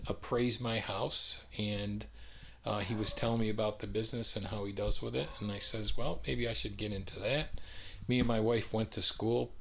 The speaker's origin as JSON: {"language": "English", "region": "upstate New York", "country": "United States", "tie": "born or raised there", "also_born_or_lived": "California", "moved": "as an adult", "lives_now": "Raleigh, United States", "said": "I spent my whole life in upstate New York, and then I moved here to Raleigh"}